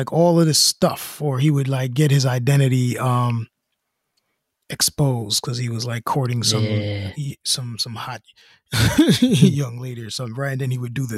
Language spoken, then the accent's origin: English; United States; we're American now.